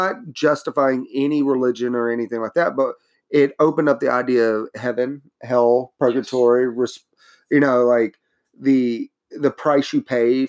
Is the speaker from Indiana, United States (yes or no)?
no; Mississippi, United States; But we're both from Mississippi. We're from the South.